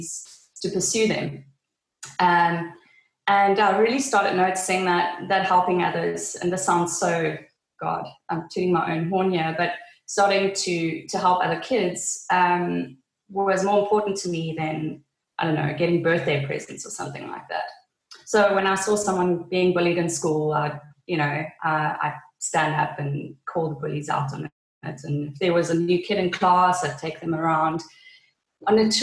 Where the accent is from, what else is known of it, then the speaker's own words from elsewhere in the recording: Namibia; also born or lived in Cape Town, South Africa; now in Swakopmund, Namibia; I was born in Namibia